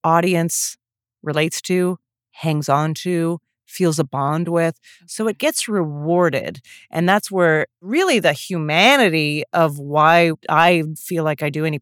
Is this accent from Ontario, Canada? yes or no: no; Calgary, Alberta, Canada; moved away as an adult; also born or lived in Montreal / Toronto; now in New York, United States; I was raised Jewish in Calgary, Alberta, or so I thought. Then I moved to New York